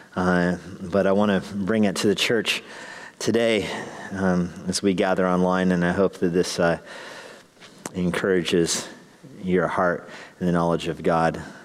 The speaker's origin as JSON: {"language": "English", "town": "Albuquerque", "region": "New Mexico", "country": "United States", "tie": "born or raised there", "said": "Growing up in Albuquerque"}